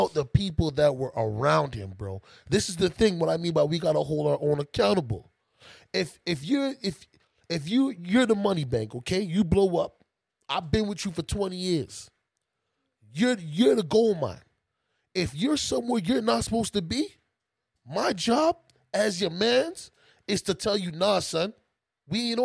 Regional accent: Canada; I'm Canadian

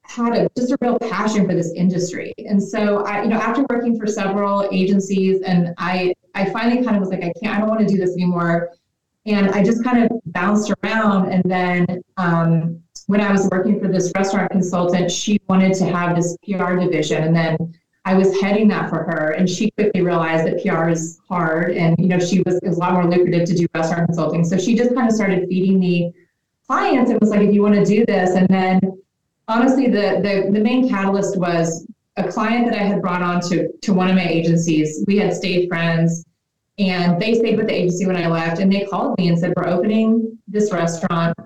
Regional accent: Little Rock, Arkansas, United States; moved away; also born or lived in Los Angeles; I'm from Little Rock, Arkansas, which would be like a tier D market

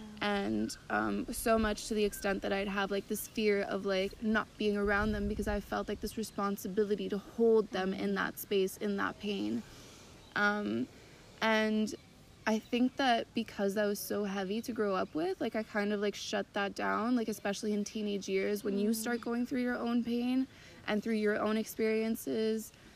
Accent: Montreal, Quebec, Canada; I'm from Canada, from Montreal, originally French-Canadian, so I grew up from a French family, but also very Anglophone in the way that I grew up

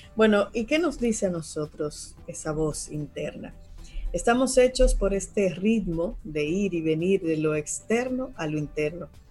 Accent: Dominican Republic; como pueblo dominicano

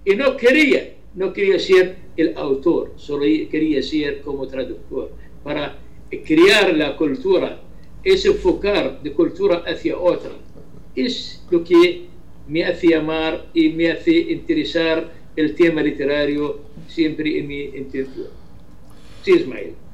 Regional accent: Ramtha, Irbid Governorate, Jordan; Spanish is a second language; desde Jordania, desde la frontera azul entre Jordania y Siria, es mi ciudad, se llama Arranza.

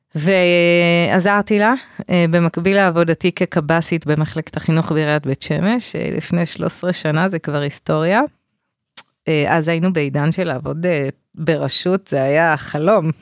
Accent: Bnei Brak, Tel Aviv District, Israel; במקום שגדלתי בבני ברק

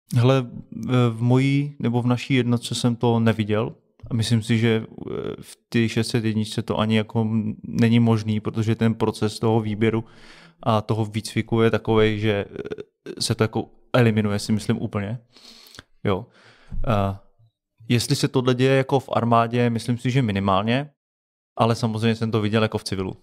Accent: Czechia; my jako český speciální síly a jako Češi

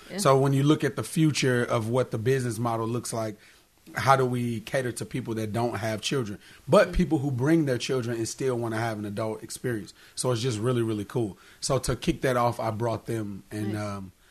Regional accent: St. Louis, Missouri, United States; also born or lived in Baltimore, United States / Orlando, United States; No, I'm from St. Louis originally.

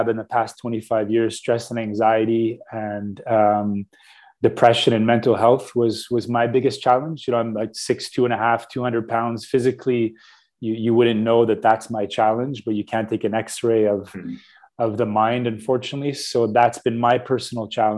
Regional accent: Canada; Radio Canada, which is our radio here in Canada

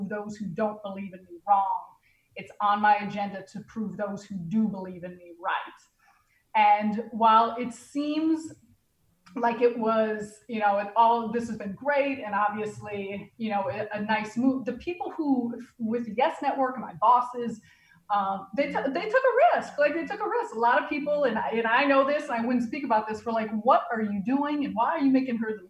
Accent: Chicago, Illinois, United States; being a Chicagoan

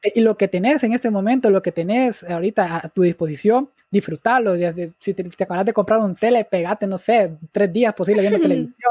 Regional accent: Honduras; nuestro país

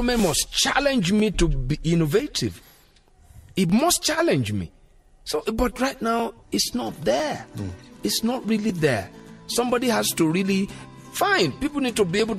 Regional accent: Lagos, Nigeria; where I grew up in Lagos, you know, that around Yaba

